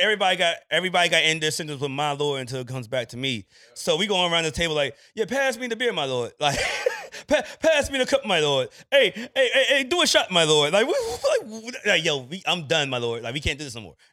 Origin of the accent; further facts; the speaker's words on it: Landover, Maryland, United States; I'm from Landover